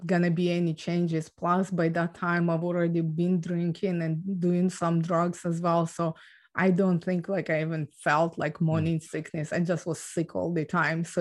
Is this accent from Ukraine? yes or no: yes; Ukraine; moved away; So I was born and raised in Ukraine